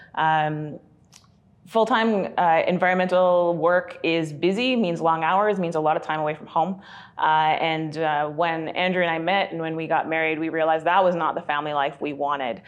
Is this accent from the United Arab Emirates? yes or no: no; British Columbia, Canada; also born or lived in Kelowna, British Columbia / Sylvan Lake, Alberta / Red Deer, Alberta / Edmonton, Alberta; when we were eight, we moved out to B C